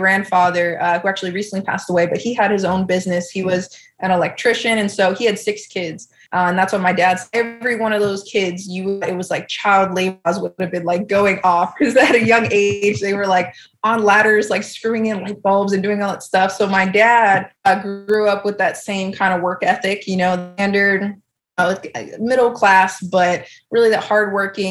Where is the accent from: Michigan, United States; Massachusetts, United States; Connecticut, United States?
Massachusetts, United States; South Shore; I'm actually from a small town in Massachusetts, so on the South Shore